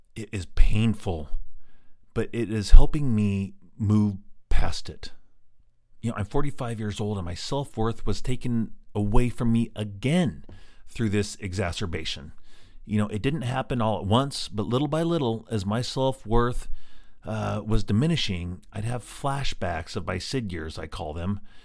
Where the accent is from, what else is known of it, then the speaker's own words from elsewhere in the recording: Green Mountain, Colorado, United States; also born or lived in Evergreen, Colorado; we moved from Green Mountain, where I grew up, in Colorado, to Evergreen, which is about twenty miles away in the mountains